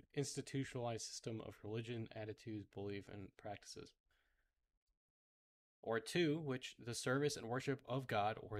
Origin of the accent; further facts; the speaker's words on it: United States; I'm an American